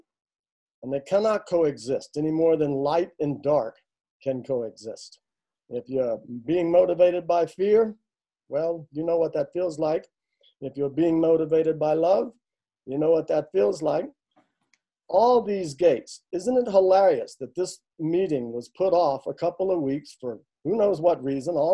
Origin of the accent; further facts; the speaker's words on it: the South, United States; I'm a Southerner, where I'm from, ladies always come first